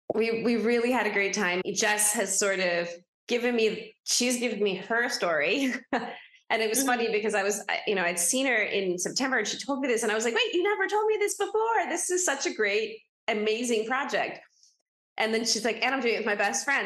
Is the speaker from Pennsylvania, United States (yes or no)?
yes; Philadelphia, Pennsylvania, United States; I grew up in Philadelphia